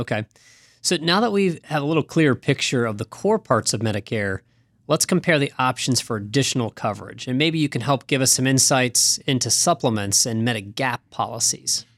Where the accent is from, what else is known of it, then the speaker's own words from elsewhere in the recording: Kettering, Ohio, United States; in my hometown of Kettering, Ohio